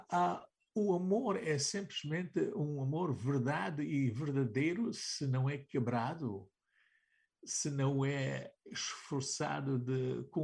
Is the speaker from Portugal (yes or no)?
yes; Portugal; nós, nós como portugueses, vivemos, sabes, numa... Em, num, numa, numa realidade binária.